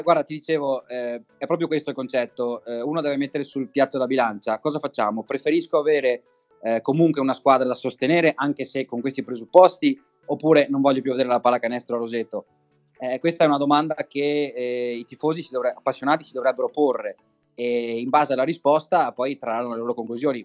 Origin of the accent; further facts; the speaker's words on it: Treviso, Veneto, Italy; io, eh, con le altre due persone che abbiamo iniziato siamo di Treviso